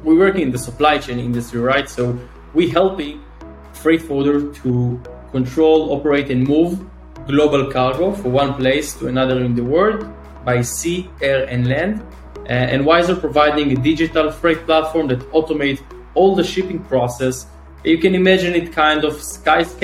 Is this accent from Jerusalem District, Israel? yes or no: no; Northern District, Israel; now in Tel Aviv, Israel; So I'm from Israel. I'm born and raised in Israel. I'm 30 years old, originally grew up in the north of Israel